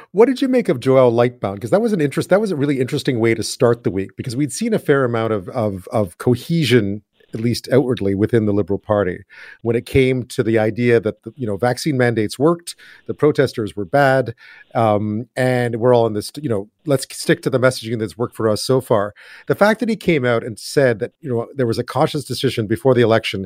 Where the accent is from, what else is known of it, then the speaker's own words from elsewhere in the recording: Quebec, Canada; I grew up in Quebec.